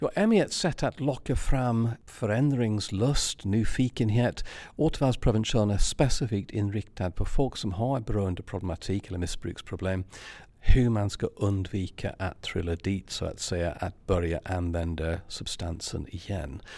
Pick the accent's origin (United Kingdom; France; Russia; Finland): United Kingdom; England; Swedish is a second language; now in Sweden; Jag är engelsman